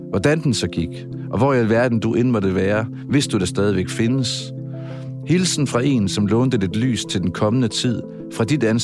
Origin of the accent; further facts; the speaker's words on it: Southern Denmark, Denmark; now in Aarhus, Denmark; det er også rigtigt, for jeg er oprindelig fynbo, men jeg har boet, som man måske kan høre, mange år i Aarhus. Man kan i hvert fald ikke høre mit fynske mere.